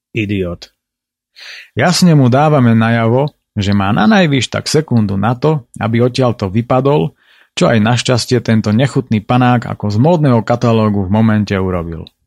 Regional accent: Slovakia; u nás v Tatrách

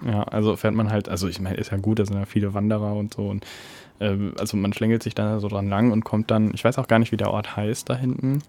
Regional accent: Detmold / Bad Salzuflen area, North Rhine-Westphalia, Germany; In meiner Heimatstadt

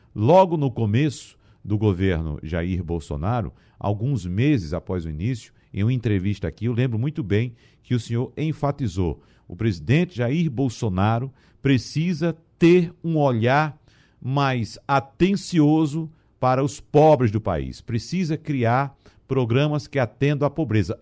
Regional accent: Arcoverde, Pernambuco, Brazil; Arco Verde, que é a minha terra no caso

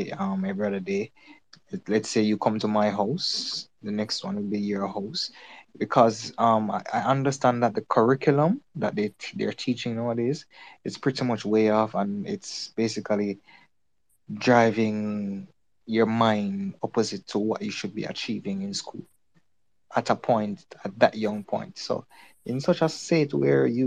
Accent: Jamaica; I'm from Jamaica

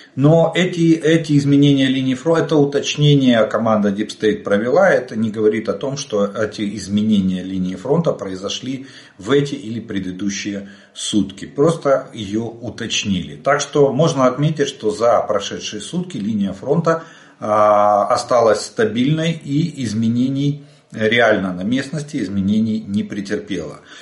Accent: Ukraine; мы из Украины

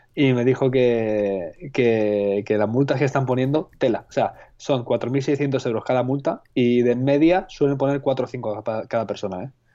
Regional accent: Madrid, Community of Madrid, Spain; yo, soy de Madrid

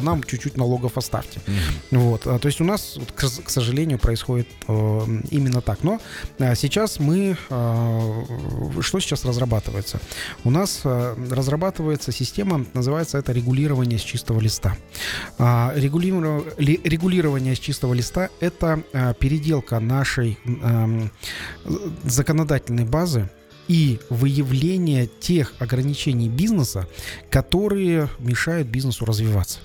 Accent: Kazakhstan

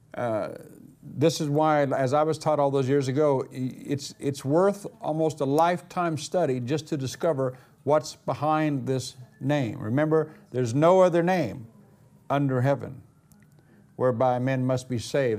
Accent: United States; moved away; also born or lived in Missouri; being an American

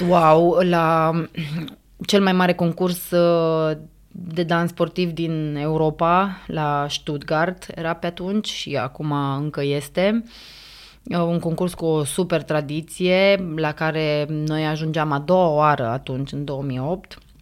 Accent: Romania; noi ca români

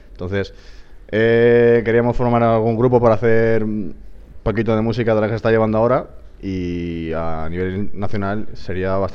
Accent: Chipiona, Andalusia, Spain; Porque se hace en mi pueblo, que es en Cádiz, en Chipiona, y allí pues sería, me parecería acojonante pinchar en un sitio que has estado eh, veraneando toda tu infancia y tienes a toda tu familia allí

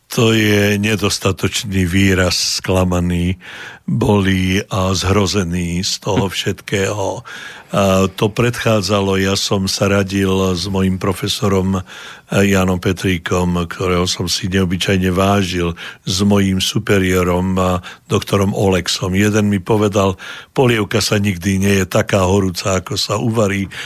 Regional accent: Modra, Bratislava Region, Slovakia; moved away as an adult; now in Canada; v mojom rodisku, v modre

